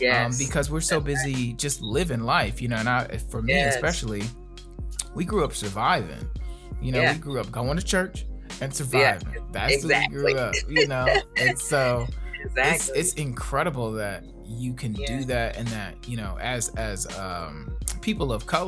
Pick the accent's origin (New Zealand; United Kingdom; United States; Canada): United States; Gary, Indiana; one particular spot on Broadway where I grew up in Gary, Indiana